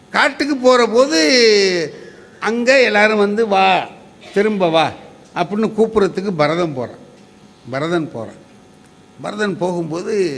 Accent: near Mayavaram, Tamil Nadu, India; நான் கொஞ்சம் தூரம் அந்த இடத்துல பிறந்தேன்

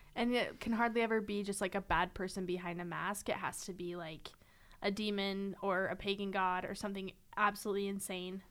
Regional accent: Clinton, Utah, United States; moved away as an adult; I'm from Utah

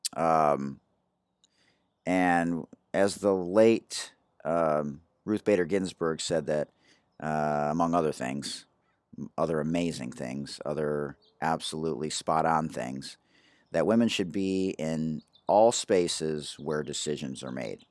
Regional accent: Detroit, Michigan, United States; now in San Diego, United States; I'm from Detroit.

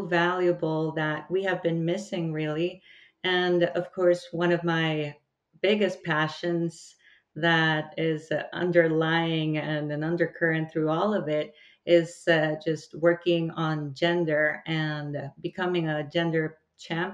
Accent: El Salvador; I come from El Salvador

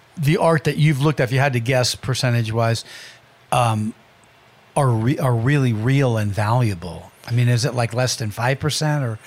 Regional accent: California, United States; I was from California

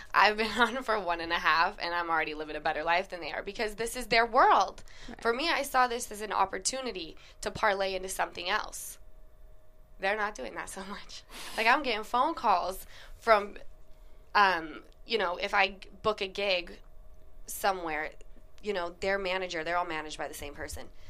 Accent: Utah, United States; now in Los Angeles, United States; girlfriends of mine that I grew up with in Utah

